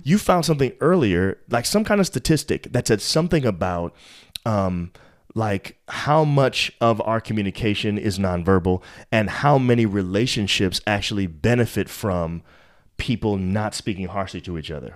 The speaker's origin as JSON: {"language": "English", "region": "New York", "country": "United States", "tie": "born or raised there", "said": "I'm from New York"}